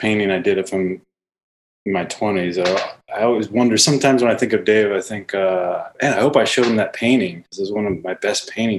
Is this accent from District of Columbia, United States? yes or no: no; Richmond, Virginia, United States; moved away as an adult; now in Los Angeles, United States; Probably like 12, 13 years or so, but I'm originally from Virginia.